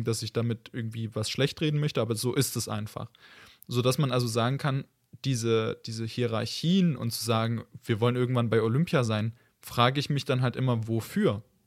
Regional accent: Germany; also born or lived in Leipzig; bei uns in Deutschland

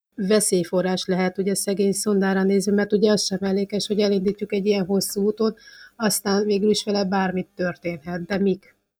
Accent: provincial Hungary, Hungary; egy vidéki ember vagyok

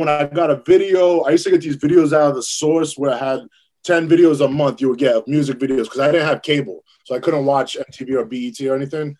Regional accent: Petersburg, Virginia, United States; Yeah, I'm originally from Virginia. Like this kind of the southern part of Virginia, right outside of Richmond, Virginia. If you know basketball, there's a dude named Moses Malone who's from the town I'm from. It's called Petersburg, Virginia.

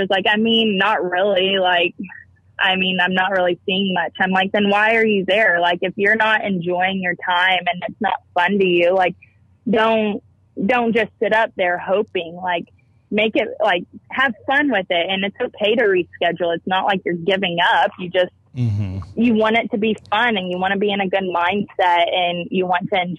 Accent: Texas, United States; I was from Texas

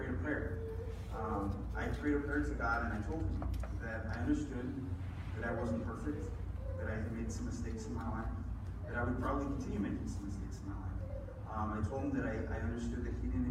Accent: Las Cruces, New Mexico, United States; first language English; I'm born and raised in Las Cruces, New Mexico. I've been here my whole life.

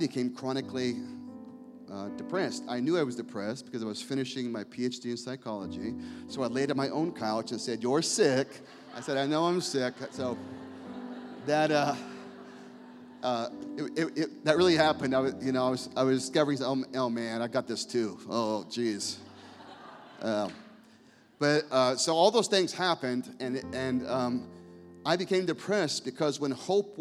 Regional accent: Scottsdale, Arizona, United States; in my hometown, in Cameron's father's hometown in Scottsdale, Arizona

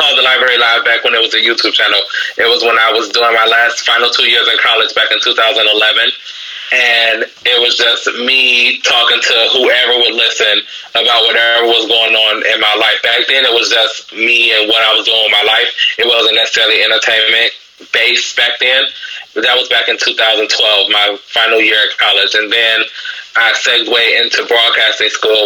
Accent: Cleveland, Ohio, United States; I am from Cleveland, Ohio

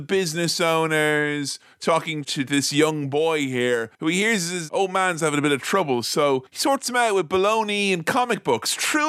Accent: Ireland; I am Irish

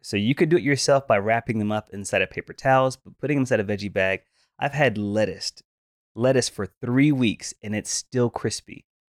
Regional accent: the South, United States; growing up in the South

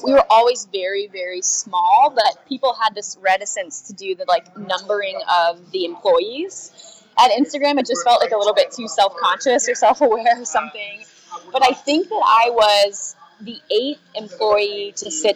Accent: California, United States; I'm originally from California

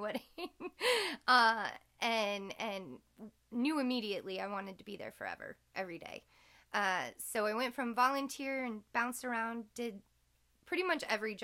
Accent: Orange, California, United States; growing up in Old Town Orange

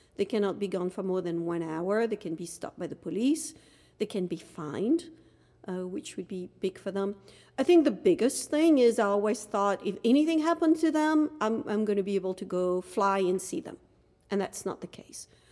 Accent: Dunkirk, Hauts-de-France, France; moved away as an adult; now in United States; I was born in France, in Dunkirk, France, um, came to the United States as a student

